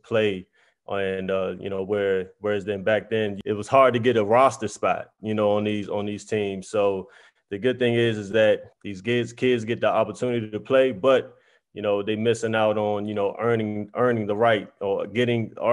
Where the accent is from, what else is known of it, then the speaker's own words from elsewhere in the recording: Prince George's County, Maryland, United States; growing up in Prince George's County, Maryland, we had a lot of talented kids